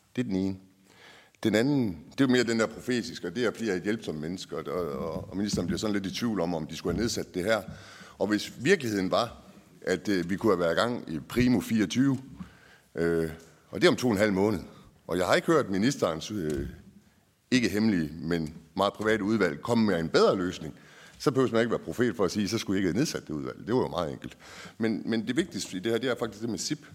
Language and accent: Danish; North Jutland, North Denmark Region, Denmark; jeg er fra Nordjylland